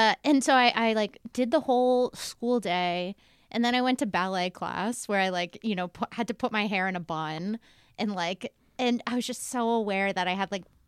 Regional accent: Virginia, United States; moved away as an adult; now in London, United Kingdom

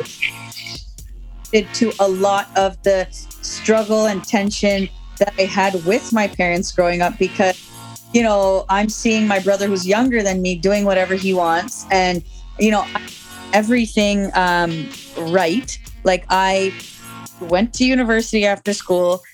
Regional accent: Oakville, Ontario, Canada; also born or lived in Toronto; I grew up in Oakville

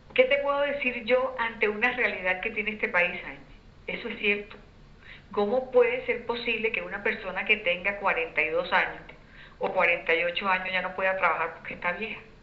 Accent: Colombia

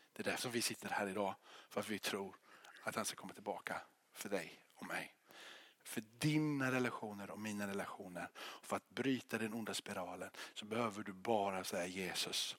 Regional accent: Rottne, Kronoberg County, Sweden; now in Gothenburg, Sweden; När jag flyttade här från Göteborg ner dit när jag var tio år

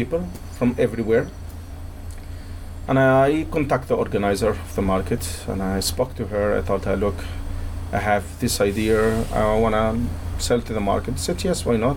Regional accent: Tunisia; English is a second language; moved away as an adult; now in Cork, Ireland; I'm from Tunisia. I'm living here in Ireland nearly 19 years now

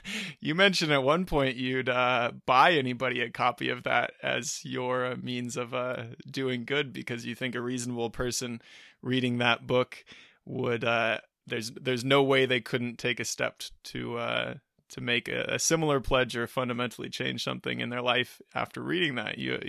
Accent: United States; coming back to being an American in a particular position, globally speaking

